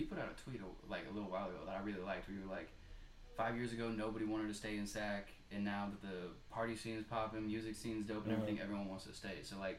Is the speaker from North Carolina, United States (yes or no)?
no; Bay Area, California, United States; moved away as an adult; now in Sacramento, United States; I'm from the Bay Area, I've only lived up here 5 years now